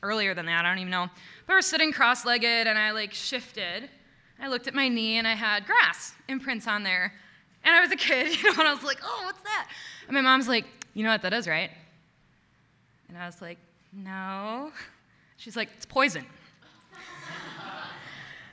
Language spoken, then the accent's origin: English; Watertown, Wisconsin, United States; I'm from Watertown, which is exactly the middle of Milwaukee and Madison. So in Watertown, you were either a Milwaukee family or a Madison family